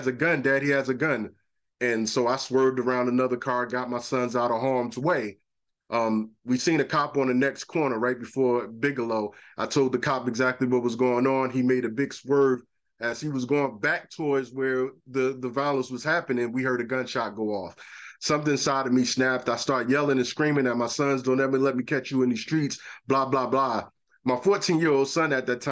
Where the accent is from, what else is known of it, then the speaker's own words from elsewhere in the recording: Newark, New Jersey, United States; I grew up in Newark, raised in Newark, and survived a lot of the traumas of Newark.